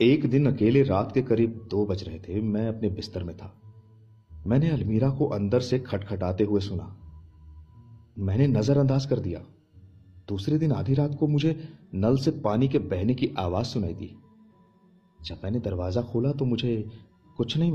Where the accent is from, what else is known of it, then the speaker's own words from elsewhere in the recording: Kolkata, West Bengal, India; मैं कोलकाता से हूं इसलिए मैंने अपना बैग पैक करना शुरू कर दिया और हम अगले दिन ही पहुंच गए कोटा